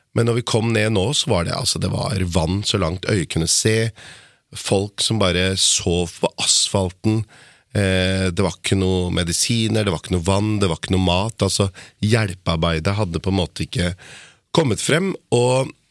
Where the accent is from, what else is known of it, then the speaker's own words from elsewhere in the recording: Lier, Buskerud, Norway; jeg er fra Lier